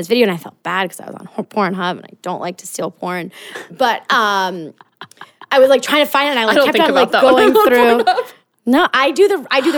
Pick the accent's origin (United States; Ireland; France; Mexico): France; moved away; growing up in France